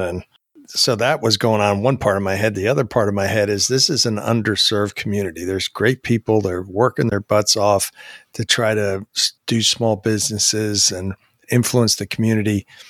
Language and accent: English; New Jersey, United States; also born or lived in Maryland / Virginia / Huntersville, North Carolina; now in Marietta, United States; I grew up in New Jersey